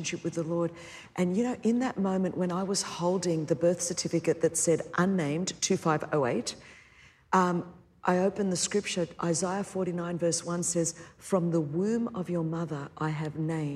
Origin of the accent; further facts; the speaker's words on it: Sydney, New South Wales, Australia; I grew up in Sydney, Australia. That's my accent.